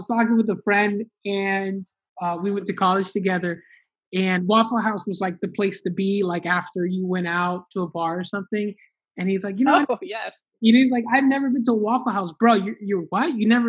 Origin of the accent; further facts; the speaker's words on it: Honduras; me and my family, we're from Honduras, and my family, my parents decided to specifically move to Miami, Florida